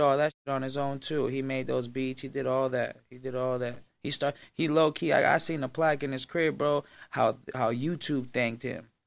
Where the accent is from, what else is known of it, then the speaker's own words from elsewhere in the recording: Las Vegas, Nevada, United States; I'm from Vegas